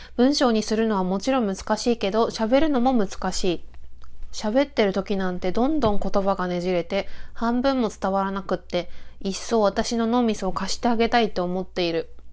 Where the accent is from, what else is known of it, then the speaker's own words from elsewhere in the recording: Akita, Japan; moved away as an adult; also born or lived in Sendai / Chigasaki; 一旦地元の秋田に帰ったんですよね。